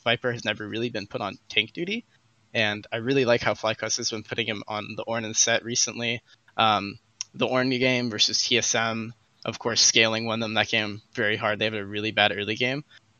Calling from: Fullerton, California, United States; I'm calling from Fullerton, California.

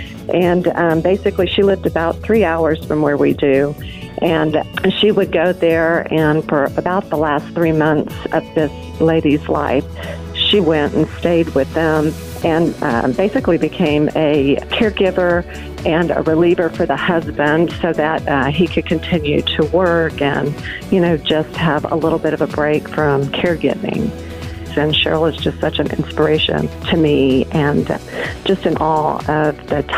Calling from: Midland, Texas, United States; Midland, Texas.

